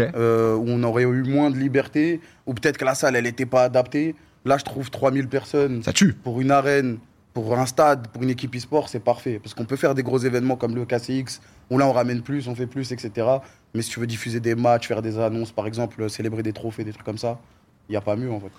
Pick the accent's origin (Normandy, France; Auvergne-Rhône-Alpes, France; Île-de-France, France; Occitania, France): Île-de-France, France; Corbeil-Essonnes; je viens de Corbeil-Essonnes